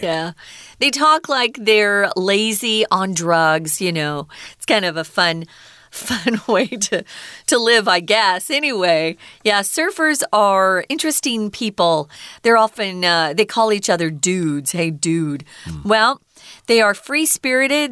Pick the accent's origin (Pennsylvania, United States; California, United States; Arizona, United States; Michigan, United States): Arizona, United States; I grew up in Arizona where we are not near an ocean